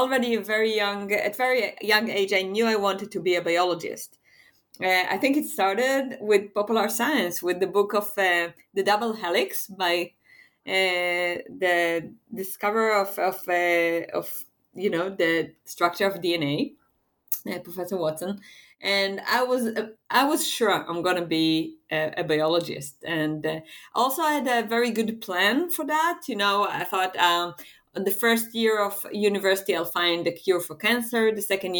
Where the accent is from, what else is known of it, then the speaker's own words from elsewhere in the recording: Israel; I'm from Israel